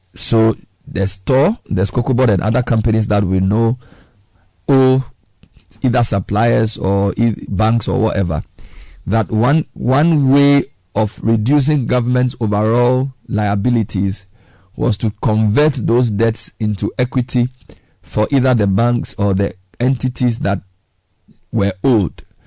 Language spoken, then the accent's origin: English; Ghana; As a Ghanaian